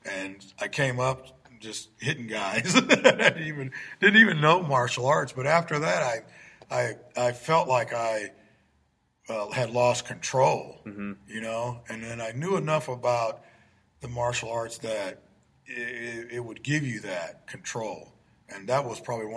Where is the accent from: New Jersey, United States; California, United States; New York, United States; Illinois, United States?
Illinois, United States; Peoria; I grew up in the Taft homes back in the 60s and part of the 70s